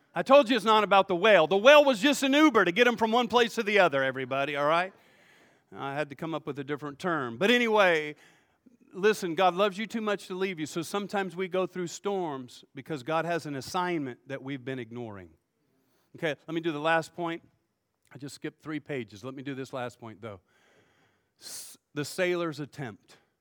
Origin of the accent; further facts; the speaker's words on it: United States; I'm an American